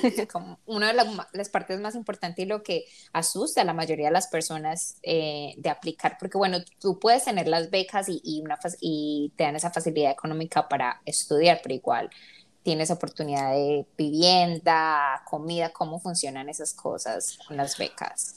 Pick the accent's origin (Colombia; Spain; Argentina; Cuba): Colombia; nosotros que somos colombianas